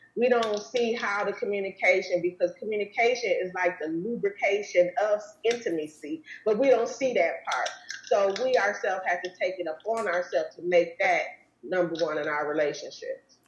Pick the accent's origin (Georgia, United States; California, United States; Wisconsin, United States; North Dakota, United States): Wisconsin, United States; now in Arizona, United States; I'm, from Wisconsin